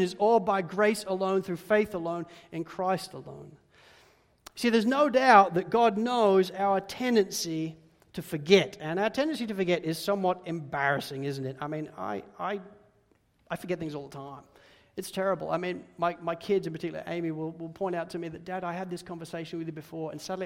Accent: Spalding, East Midlands, United Kingdom; growing up in Spalding in Lincolnshire, the United Kingdom, was, well, slightly boring

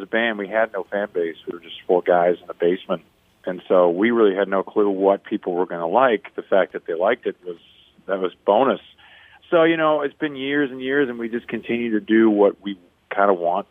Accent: Vancouver, British Columbia, Canada; I'm from Vancouver

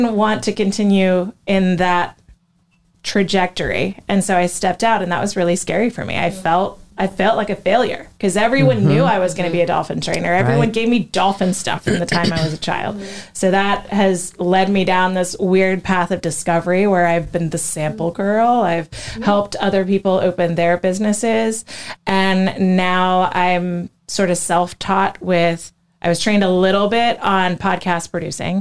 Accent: Florida, United States; I grew up in Florida, but I wasn't on this coast

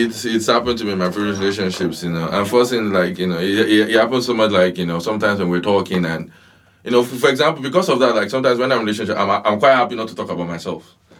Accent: Ibadan, Oyo, Nigeria; moved away; growing up in Nigeria and then coming here

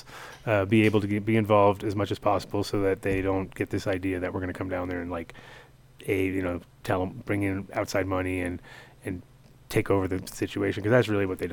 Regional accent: New York, United States; moved away; I'm from New York originally

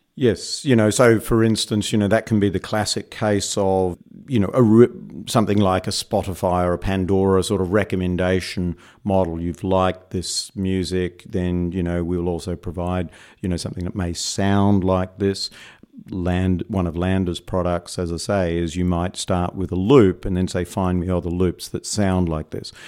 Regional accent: Perth, Western Australia, Australia; moved away as an adult; now in New York, United States; as my accent betrays, I'm not originally from New York. I'm originally from uh, Perth, Western Australia

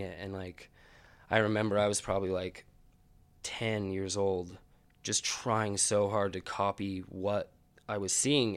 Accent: Ogden, Utah, United States; I grew up in Ogden and I'm an artist

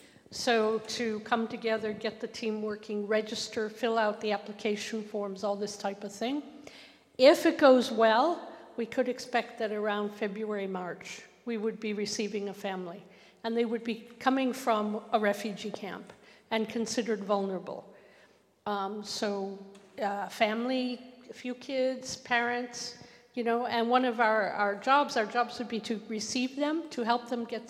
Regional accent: Canada; accent: Canadian; now in United Kingdom; you can probably hear my accent. I'm Canadian

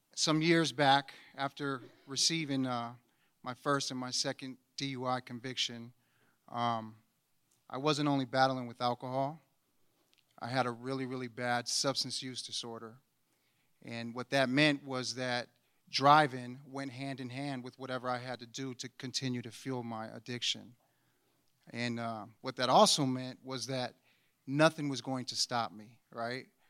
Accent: Anchorage, Alaska, United States; I was born and raised here in Anchorage, Alaska

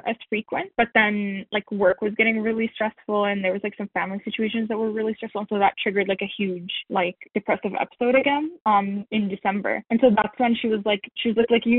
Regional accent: Canada; also born or lived in Syria / United States; my family came as refugees to Canada when I was 8

